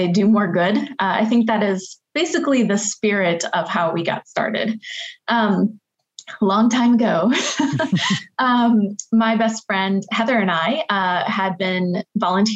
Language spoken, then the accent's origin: English; North Carolina, United States; also born or lived in Detroit, Michigan; I have lived in North Carolina in the Triangle area since I was a kid